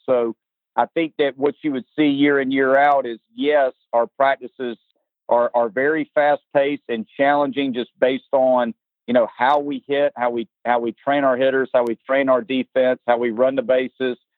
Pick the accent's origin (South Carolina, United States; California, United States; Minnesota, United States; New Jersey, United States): South Carolina, United States; Lugoff; I'm from South Carolina, uh, grew up here. My whole family's from here